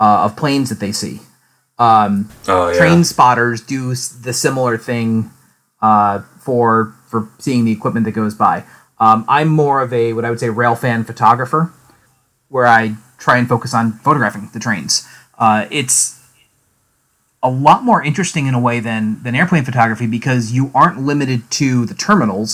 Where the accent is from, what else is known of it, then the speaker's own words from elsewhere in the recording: Albany, New York, United States; I am originally from Albany, New York. I grew up there. My childhood home from my first memories all the way through graduating high school